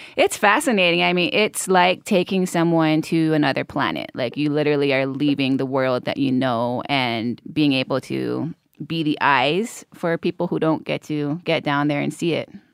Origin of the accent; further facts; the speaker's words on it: Hawaii, United States; growing up in Hawaii